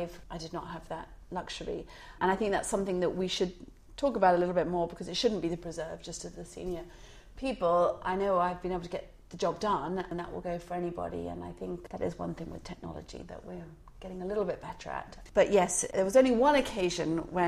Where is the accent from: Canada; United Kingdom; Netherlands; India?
United Kingdom; Alverstoke, South East England; also born or lived in Chichester; until I was about 10, in a little village called Alverstoke